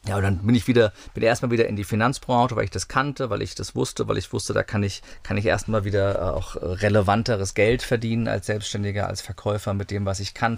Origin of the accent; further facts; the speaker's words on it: near Wiesbaden, Hesse, Germany; In der Nähe von Wiesbaden. Ich bin in Wiesbaden geboren. Das ist so die Großstadt, die es war, wenn es hieß, wir fahren heute in die Stadt oder so als Kind. Aber es war auf dem Dorf, also eine Viertelstunde von Wiesbaden